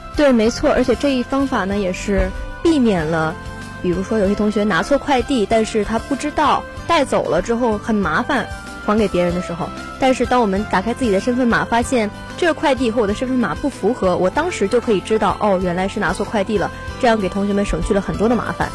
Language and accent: Chinese; Northeast China, China; moved away as an adult; now in Zhanjiang, China; 我呢又是一个土生土长的东北人